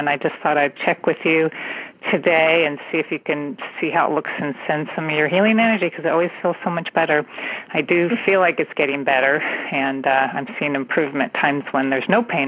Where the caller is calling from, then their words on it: California, United States; I'm calling from the San Francisco Bay Area.